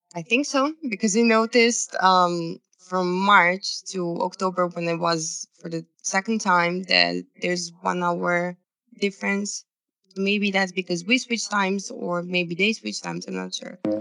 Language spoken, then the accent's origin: English; Serbia; i'm from serbia originally